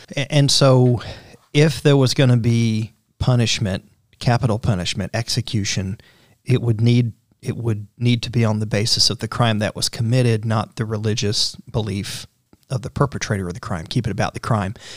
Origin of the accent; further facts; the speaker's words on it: Central Florida, United States; I grew up in Central Florida